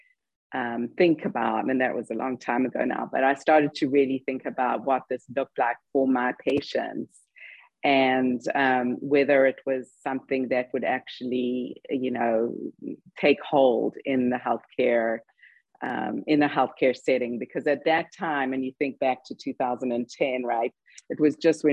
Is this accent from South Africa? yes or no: yes; South Africa; moved away as an adult; also born or lived in London, United Kingdom; now in United States; I'm actually South African, because everybody by now is wondering where the accent is from